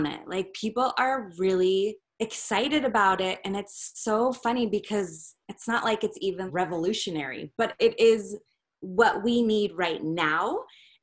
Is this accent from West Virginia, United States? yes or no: no; Northern California, United States; I'm from Northern California